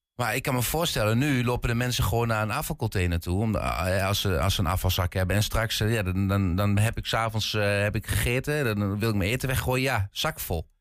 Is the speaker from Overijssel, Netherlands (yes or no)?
yes; Twente, Overijssel, Netherlands; accent: light Twents; ik heb een licht Twents accent